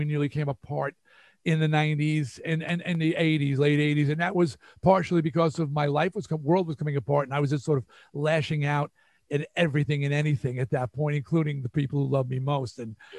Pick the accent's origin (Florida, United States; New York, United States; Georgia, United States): New York, United States; accent: New York; A, I had to lose my New York accent.